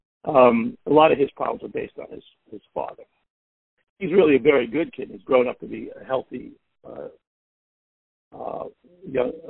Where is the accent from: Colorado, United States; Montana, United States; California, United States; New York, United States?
New York, United States; New York City; accent: Brooklyn; I was a guy from Brooklyn with a Brooklyn accent